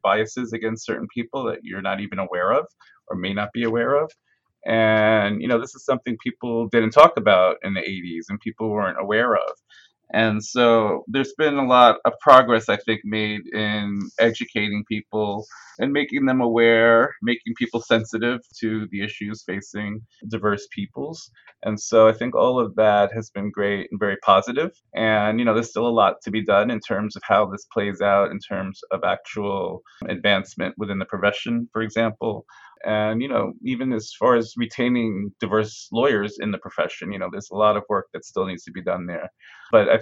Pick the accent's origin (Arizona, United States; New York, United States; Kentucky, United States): New York, United States; Farmingdale; also born or lived in Brooklyn, New York; I grew up in a town called Farmingdale on Long Island